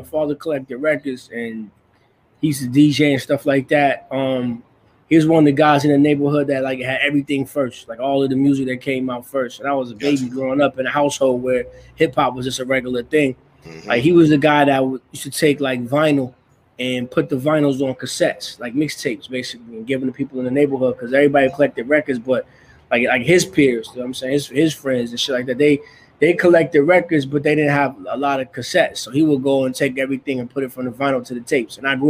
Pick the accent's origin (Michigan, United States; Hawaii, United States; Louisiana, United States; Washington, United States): Michigan, United States; Grand Rapids; You know, it's a small Midwestern town. It's the second biggest city in the state of Michigan, so Detroit is the biggest city, and Grand Rapids is the second largest. Industrial town, blue collar town.